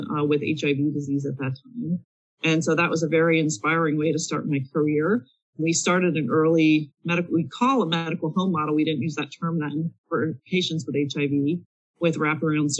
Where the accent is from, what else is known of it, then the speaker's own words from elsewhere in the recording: Pennsylvania, United States; my home state in Pennsylvania